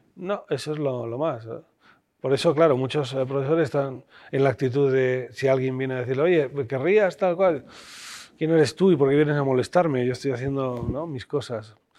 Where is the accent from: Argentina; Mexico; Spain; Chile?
Spain; somos españoles